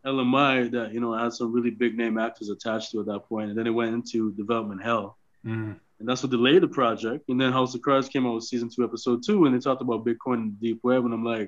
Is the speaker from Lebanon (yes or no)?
no; Toronto, Ontario, Canada; now in Los Angeles, United States; I'm originally from Toronto, Canada, but I moved